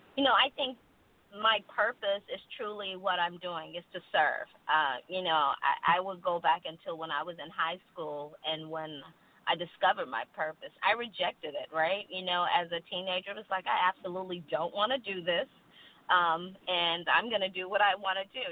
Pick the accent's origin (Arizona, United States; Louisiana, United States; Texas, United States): Texas, United States; moved away; when I was growing up in Texas